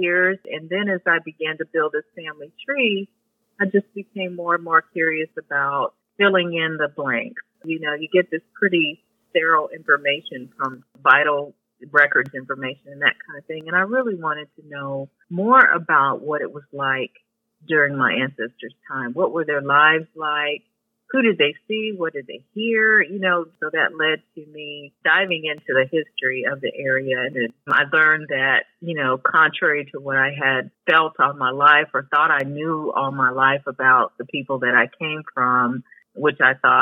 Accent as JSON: {"language": "English", "town": "Akron", "region": "Ohio", "country": "United States", "tie": "born or raised there", "said": "I was born and raised in Akron, Ohio"}